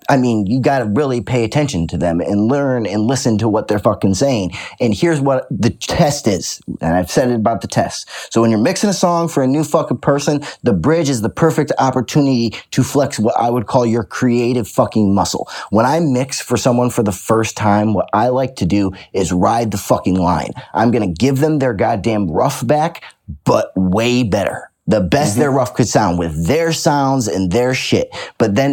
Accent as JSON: {"language": "English", "town": "Detroit", "region": "Michigan", "country": "United States", "tie": "born or raised there", "said": "I grew up in Detroit"}